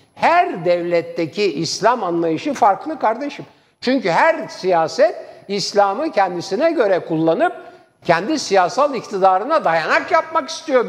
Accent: Istanbul, Turkey; born or raised there

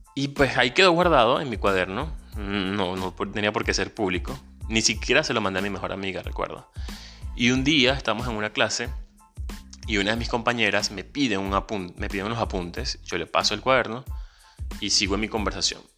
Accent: Venezuela; moved away as an adult; also born or lived in Caracas; Soy un venezolano, emigrante, ciudadano del mundo y un soñador.

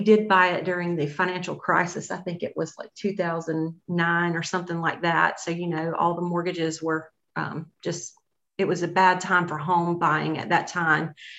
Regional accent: Greenville, South Carolina, United States; we're both from Greenville.

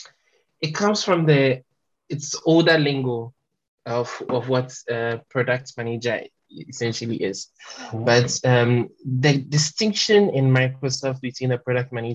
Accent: Kwamosu, Eastern Region, Ghana; first language French; English is a second language; I come from a small village called Kwamosu, which is in the eastern region.

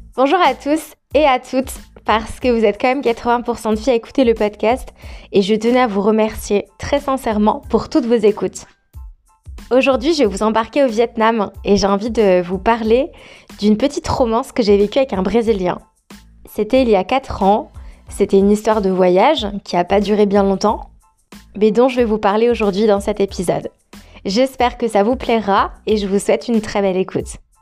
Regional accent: France; moved away as an adult; also born or lived in Australia; moi je suis française

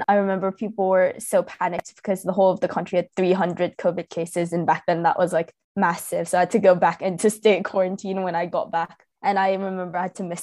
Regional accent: Thailand; moved away as an adult; I'm originally from Thailand.

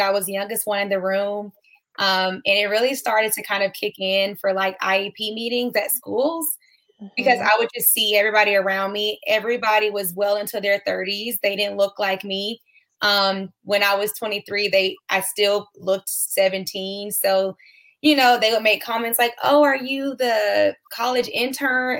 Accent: Atlanta, Georgia, United States; now in Texas, United States; I am from Atlanta, Georgia, but I currently live in Texas

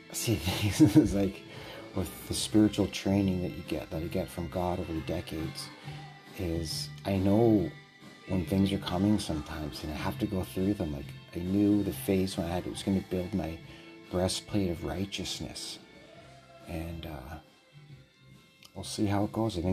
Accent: Canada; I'm speaking as a Canadian.

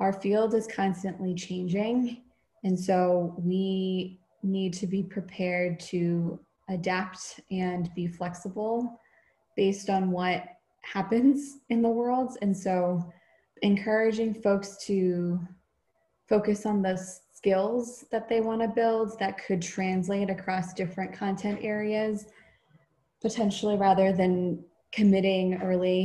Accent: a suburb of Boston, Massachusetts, United States; grew up in a predominantly white suburb of Boston

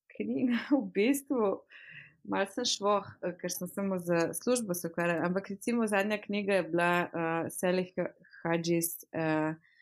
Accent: Slovenia; moved away as an adult; now in United Kingdom; sem slovenka

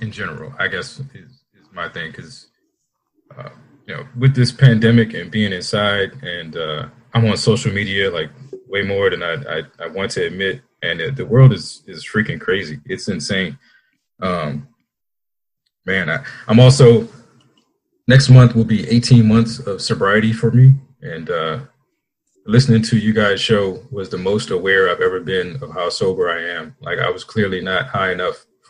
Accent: Washington, District of Columbia, United States; moved away as an adult; now in Austin, United States; I'm originally from Washington, D.C.

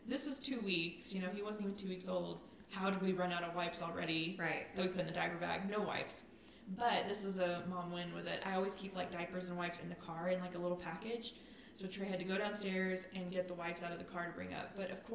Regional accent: Farwell, Texas, United States; moved away; Farwell, my hometown

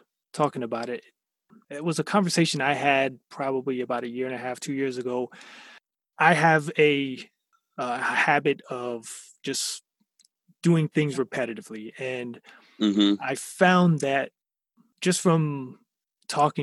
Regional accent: Fort Lauderdale, Florida, United States; I'm from, born and raised in Fort Lauderdale

